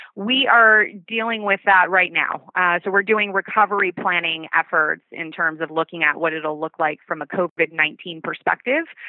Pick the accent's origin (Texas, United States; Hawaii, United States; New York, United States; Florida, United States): Hawaii, United States; Oahu; now in San Francisco, United States; I grew up in Hawaii